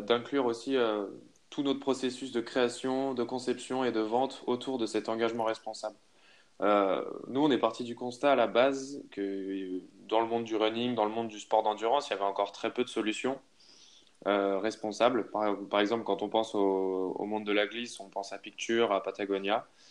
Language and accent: French; Haute-Savoie, Auvergne-Rhône-Alpes, France; je viens de, de Haute-Savoie